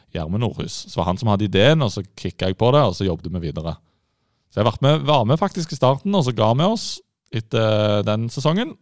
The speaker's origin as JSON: {"language": "Norwegian", "town": "Sandnes", "region": "Rogaland", "country": "Norway", "moved": "yes", "lives_now": "Oslo, Norway", "said": "Men jeg er fra Sandnes, vakre Sandnes, som alle kjører gjennom for å komme til Stavanger"}